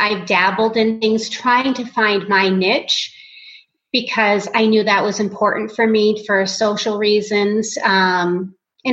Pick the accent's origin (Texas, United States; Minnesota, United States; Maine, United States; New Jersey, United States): Maine, United States; Portland; moved away as an adult; now in Phoenix, United States; I grew up in Portland, Maine